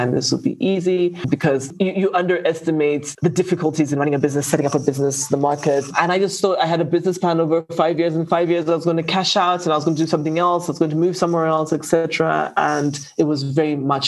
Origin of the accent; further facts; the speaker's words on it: Zambia; I come from Zambia, and Zambia is, apart from mining, grows a lot of commodities